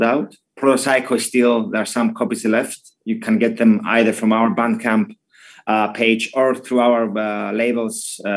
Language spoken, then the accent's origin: English; Cyprus; we come from Cyprus